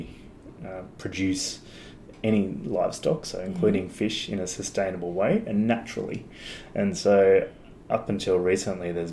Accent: Sydney, New South Wales, Australia; I grew up in Sydney on the northern beaches there, mm-hmm. at a place called Avalon.

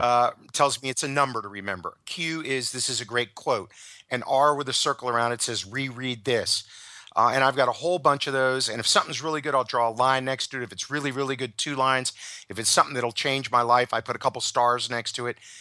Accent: United States; as an American

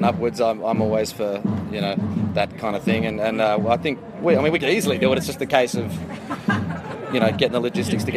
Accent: Sydney, New South Wales, Australia; I'm in Sydney. Yeah, well, because I'm from Sydney originally.

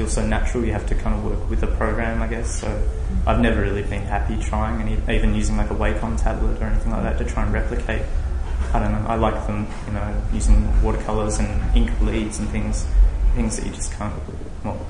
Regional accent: Tasmania, Australia; now in Melbourne, Australia; I grew up in Tasmania

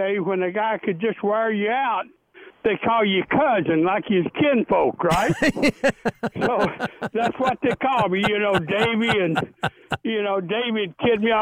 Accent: Tennessee, United States; back in my hometown in Tennessee

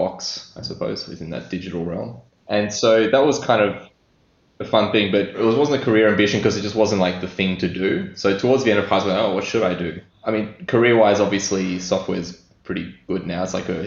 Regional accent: Sydney, New South Wales, Australia; also born or lived in Greece; I was born and raised in Sydney, pretty much. I lived in Greece for a couple of years

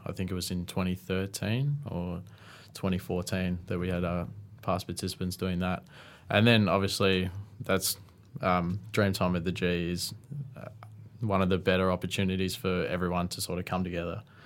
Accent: Tatura, Victoria, Australia; I'm originally from Tatura, which is a small country town just about twenty minutes out of Shepparton.

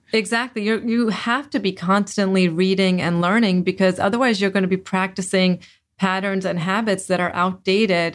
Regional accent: Delaware, United States; I grew up in Delaware

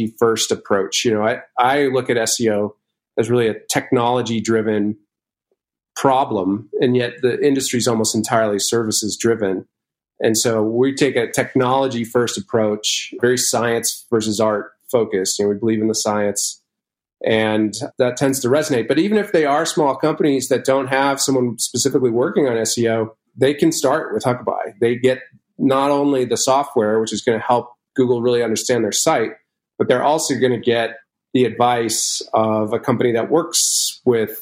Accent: Boston, Massachusetts, United States; I'm actually from the Boston area

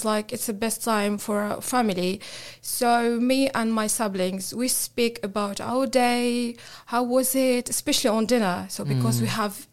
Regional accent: Tunisia; moved away; I'm from Tunisia.

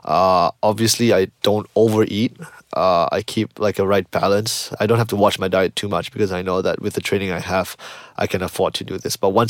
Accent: Malaysia; I'm from Malaysia.

